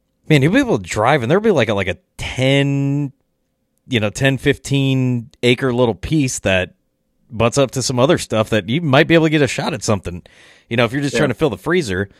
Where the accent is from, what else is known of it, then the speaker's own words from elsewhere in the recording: Illinois, United States; now in Iowa, United States; I did grow up in Illinois